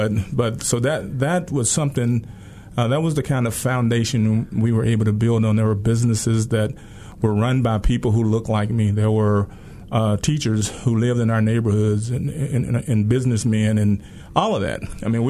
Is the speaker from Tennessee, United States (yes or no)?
yes; Memphis, Tennessee, United States; I grew up in Orange Mound. Orange Mound is a rich community in terms of its history and in terms of the legacy of Orange Mound.